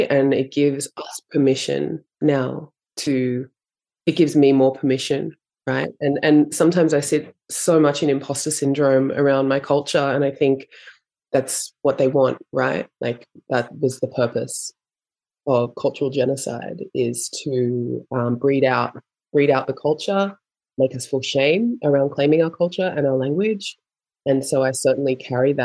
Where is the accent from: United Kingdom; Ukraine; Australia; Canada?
Australia; I was raised here in Australia with my mum and my father